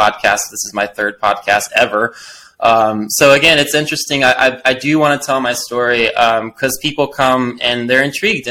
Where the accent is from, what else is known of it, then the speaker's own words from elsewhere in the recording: Destin, Florida, United States; moved away as an adult; also born or lived in Arkansas; now in Colorado, United States; I left Destin, Florida. I grew up in the Gulf Coast.